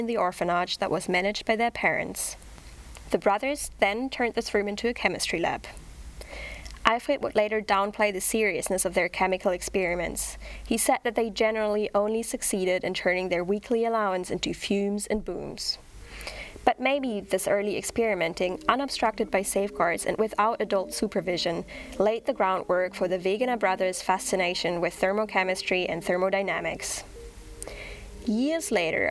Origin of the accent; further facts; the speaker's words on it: Berlin, Germany; now in Australia; originally, I'm from Berlin, Germany.